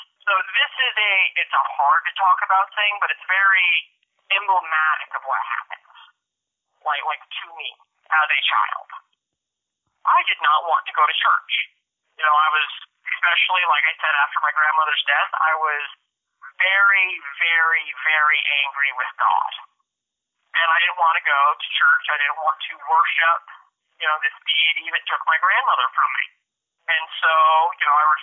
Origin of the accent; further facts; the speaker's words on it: Spokane, Washington, United States; also born or lived in Priest River, Idaho; it was third grade that we moved from Priest River, Idaho to Spokane, Washington